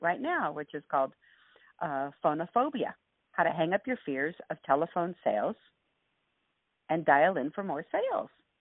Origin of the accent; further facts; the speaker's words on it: Los Angeles, California, United States; I grew up in East L.A.